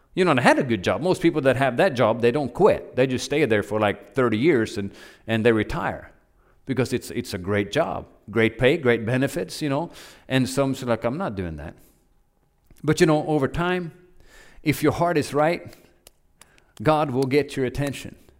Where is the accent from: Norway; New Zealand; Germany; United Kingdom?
Norway; moved away as an adult; also born or lived in Oklahoma; now in United States; I grew up in Norway